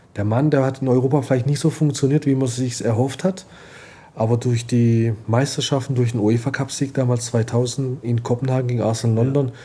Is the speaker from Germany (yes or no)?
no; Istanbul, Turkey; moved away; mein Heimatland Istanbul